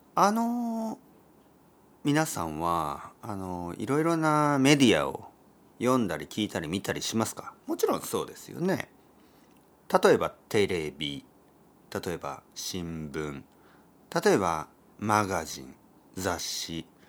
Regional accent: Oita, Japan; 僕の出身は大分県ですけど

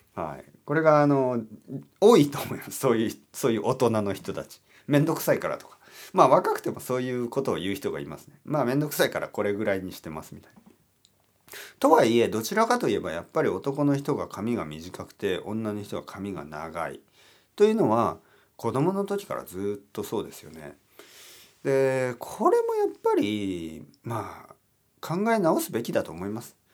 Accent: Oita, Japan; 僕はあの温泉のまあメッカ大分県出身

